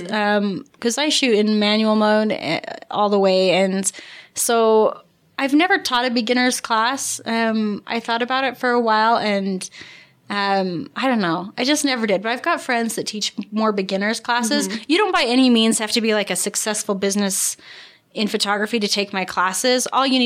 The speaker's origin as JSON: {"language": "English", "town": "St. George", "region": "Utah", "country": "United States", "tie": "born or raised there", "said": "And I'm born and raised in St. George."}